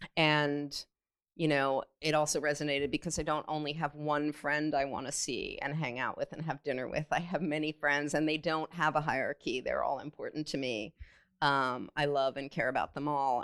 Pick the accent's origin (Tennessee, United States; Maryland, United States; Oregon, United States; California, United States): California, United States; growing up in California in the 70s and 80s